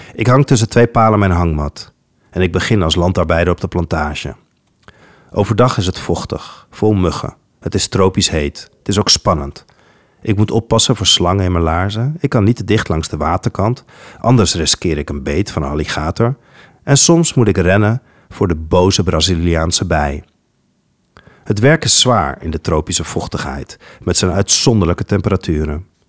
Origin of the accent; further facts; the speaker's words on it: Netherlands; Als kind ben ik namelijk grootgebracht met het Nederlands perspectief op de Gouden Eeuw